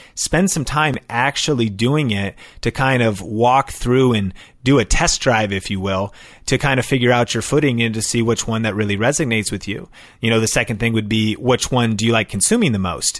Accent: Seattle, Washington, United States; now in Las Vegas, United States; I'm from Seattle. My wife and I are both from Seattle, the origin of Starbucks

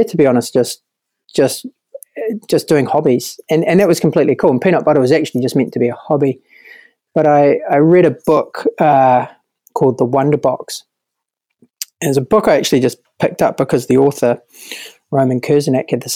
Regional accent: New Zealand

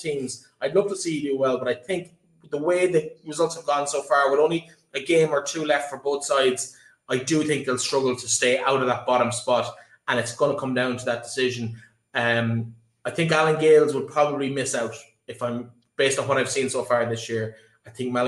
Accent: Leitrim, Connacht, Ireland; I'm from Leitrim Village

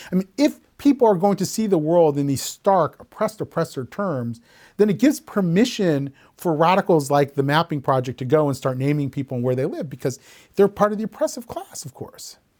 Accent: Columbus, Ohio, United States; When I was growing up in Columbus, Ohio, in, you know, the nineteen seventies and nineteen eighties

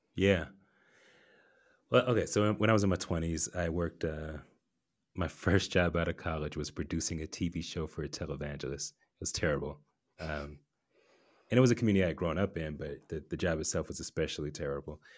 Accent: Atlanta, Georgia, United States; I grew up in Atlanta

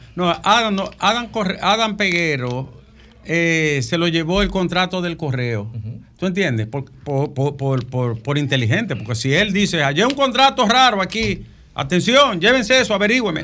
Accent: Bonao, Monseñor Nouel, Dominican Republic; moved away; En mi pueblo acompañaba a la gente allá, Alejandro, en Bonao.

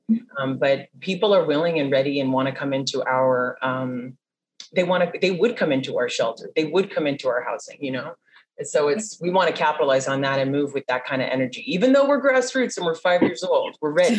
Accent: San Diego, California, United States; I was born and raised in San Diego

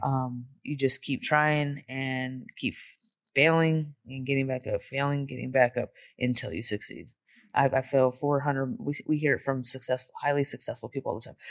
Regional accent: Bay Area, California, United States; also born or lived in San Jose / Modesto; now in Las Vegas, United States; I'm from the Bay Area

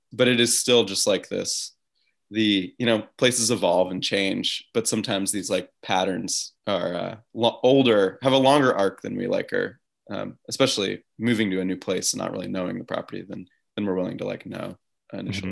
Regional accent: upstate New York, United States; now in Wyoming, United States; I grew up in New York, uh, ups, upstate New York

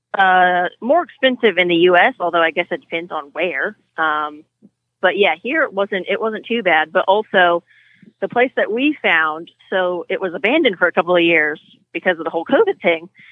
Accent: California, United States; moved away as an adult; also born or lived in Europe; I grew up in California riding horses

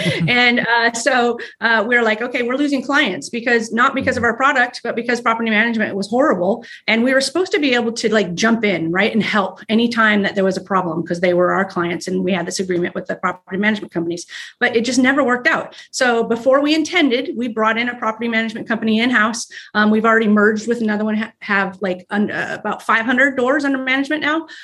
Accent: Arizona, United States; also born or lived in Texas; now in Ohio, United States; we're from Texas, well, Arizona, Arizona

